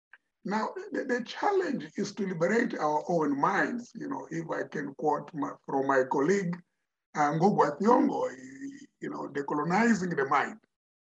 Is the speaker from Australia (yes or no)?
no; Mozambique; first language Tonga; English is a second language; now in South Africa; I tell them I'm from Mozambique.